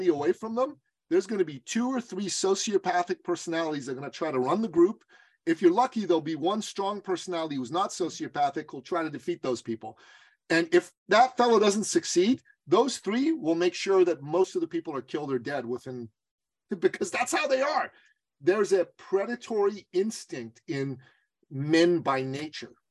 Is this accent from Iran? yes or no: yes; Iran; moved away; I'm from Iran, okay? We're a traditional society.